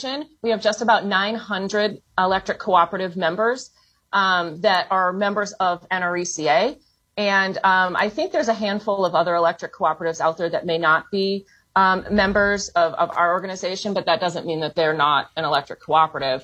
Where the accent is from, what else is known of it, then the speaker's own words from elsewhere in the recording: just outside of Chicago, Illinois, United States; moved away as an adult; also born or lived in Ohio; now in Washington, D.C., United States; I grew up just outside of Chicago, just north of the city.